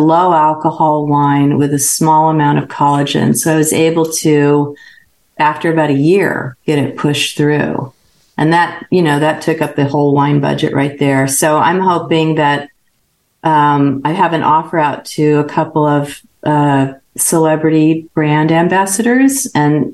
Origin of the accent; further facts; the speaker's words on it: Northern California, United States; I grew up in Northern California